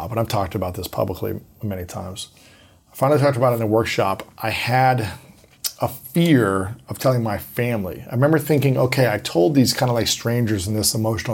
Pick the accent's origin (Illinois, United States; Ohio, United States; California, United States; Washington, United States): Ohio, United States; as a boy growing up in Ohio